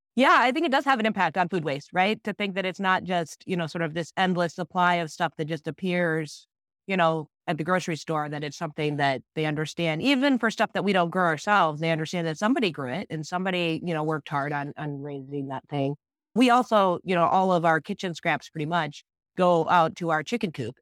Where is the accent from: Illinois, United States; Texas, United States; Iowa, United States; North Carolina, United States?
Iowa, United States; moved away as an adult; I grew up in Iowa and then moved away, went to college